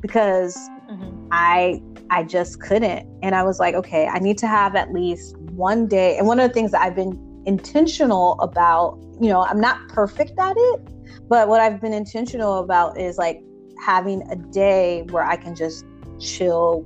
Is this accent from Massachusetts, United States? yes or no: no; Chicago, Illinois, United States; moved away as an adult; now in Boston, United States; I'm from Chicago. When I moved to Boston